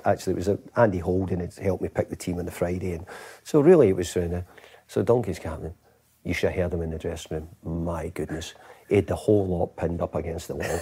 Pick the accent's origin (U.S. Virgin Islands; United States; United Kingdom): United Kingdom; Scotland